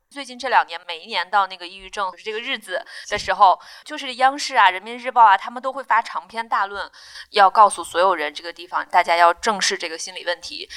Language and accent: Chinese; Inner Mongolia, China; moved away as an adult; also born or lived in Zhuhai; now in Beijing, China; 在我们家乡的内蒙的医院